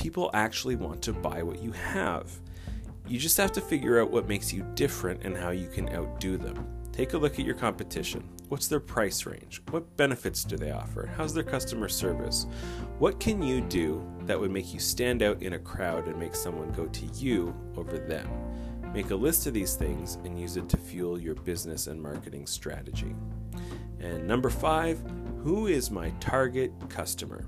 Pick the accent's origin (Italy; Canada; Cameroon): Canada; I'm Canadian